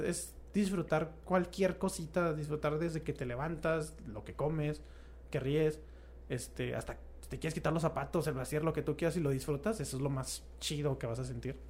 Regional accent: Mexico; somos mexicanos

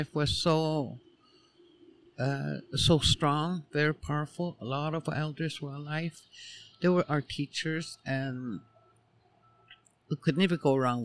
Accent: Behchokǫ̀, Northwest Territories, Canada; born and raised in Tlicho. Former community name used to be Fort Ray.

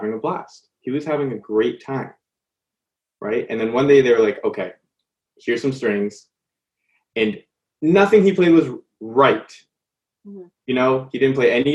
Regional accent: Canada; growing up in Canada

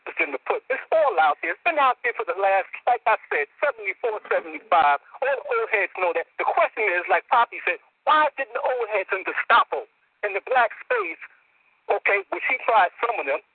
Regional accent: New York City, New York, United States; I'm from the West Bronx

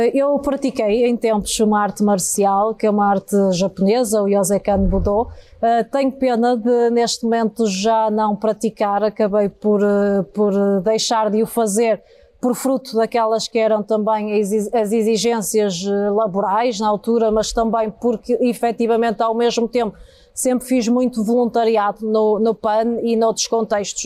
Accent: Porto, Norte, Portugal; eu nasci eh, de facto na freguesia da Sé, eh, é precisamente o coração do Porto

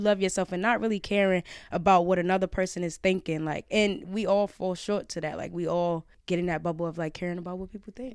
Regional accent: New York City, New York, United States; I'm from Brownsville

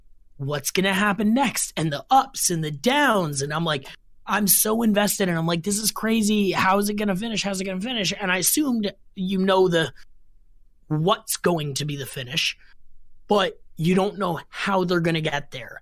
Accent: Canada; as a Canadian kid loving wrestling

